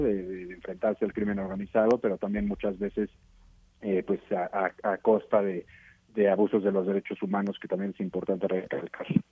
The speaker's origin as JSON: {"language": "Spanish", "country": "Mexico", "said": "como mexicano"}